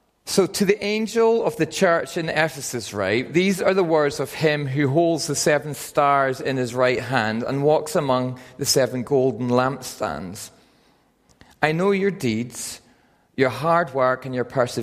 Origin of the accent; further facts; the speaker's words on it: Northern Ireland, United Kingdom; moved away as an adult; also born or lived in Aberdeen, Scotland; I'm from Northern Ireland, and I moved when I was 18 to Aberdeen to study physiotherapy